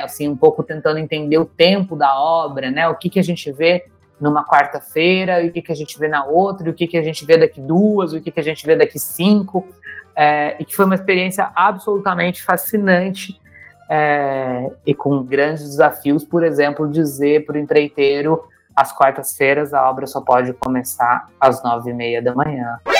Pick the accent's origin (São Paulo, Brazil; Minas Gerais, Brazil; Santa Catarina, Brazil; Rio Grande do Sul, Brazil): Minas Gerais, Brazil; interior of; fiz muitos anos de teatro num, num grupo, em alguns grupos, escolas de teatro é, no interior de Minas Gerais, onde eu nasci